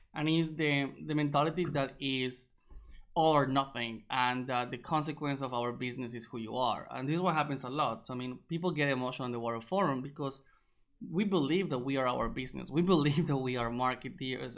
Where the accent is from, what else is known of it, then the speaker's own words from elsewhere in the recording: Colombia; moved away; also born or lived in Egypt; I'm from Colombia originally.